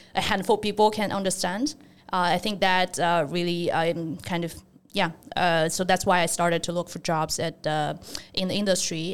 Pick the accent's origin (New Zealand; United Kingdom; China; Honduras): China; moved away as an adult; also born or lived in Nanjing / Zhejiang; now in United States; I grew up in China, so in kind of the, uh, area pretty close to Shanghai